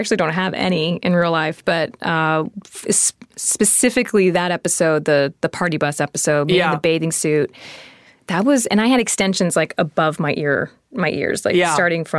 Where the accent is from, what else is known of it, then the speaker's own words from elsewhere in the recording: Texas, United States; moved away; I'm from Texas too.